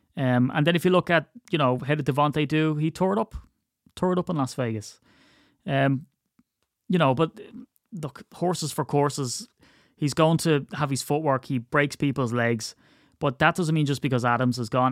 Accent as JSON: {"language": "English", "country": "Ireland", "said": "I'm very Irish"}